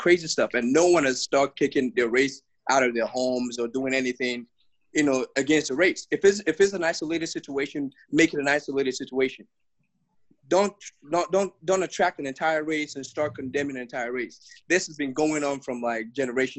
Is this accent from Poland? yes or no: no; Nigeria; I'm a Nigerian